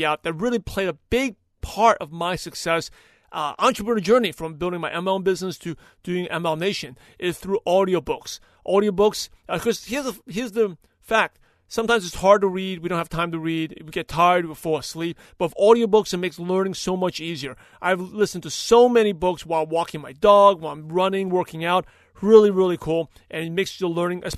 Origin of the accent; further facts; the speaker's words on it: New York, United States; whole neighborhood of where I grew up in New York